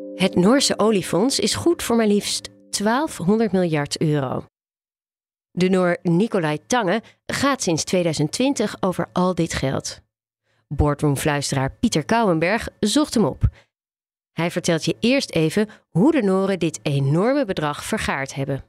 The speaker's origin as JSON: {"language": "Dutch", "country": "Netherlands", "said": "wij als Nederlanders"}